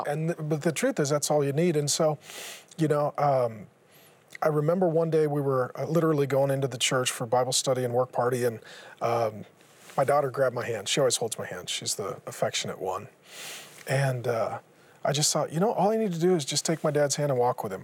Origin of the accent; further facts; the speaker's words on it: Seattle, Washington, United States; I grew up in Seattle